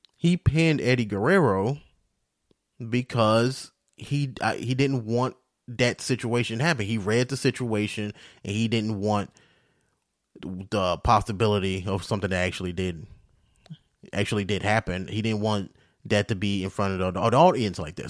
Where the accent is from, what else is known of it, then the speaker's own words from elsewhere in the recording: St. Louis, Missouri, United States; now in Las Vegas, United States; my hometown, where, the place I was raised, not Vegas, but, uh, uh, Saint Louis.